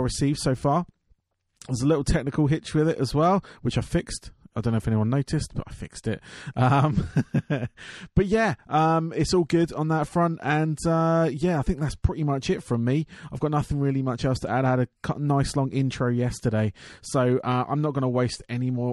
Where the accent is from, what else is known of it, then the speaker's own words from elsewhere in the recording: England, United Kingdom; I am from England